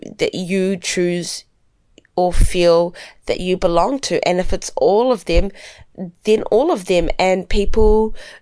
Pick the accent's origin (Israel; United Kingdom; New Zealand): New Zealand; growing up in New Zealand